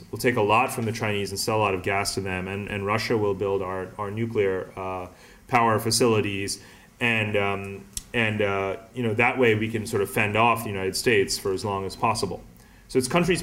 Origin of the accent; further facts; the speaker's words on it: India; I'm Indian